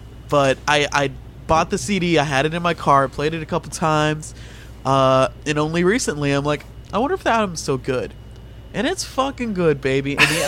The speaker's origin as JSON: {"language": "English", "region": "Texas", "country": "United States", "said": "I'm from Texas."}